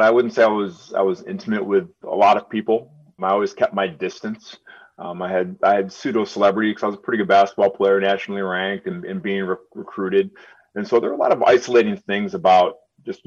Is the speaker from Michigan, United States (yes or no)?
yes; Birmingham, Michigan, United States; I grew up in Birmingham and I spoke the way I spoke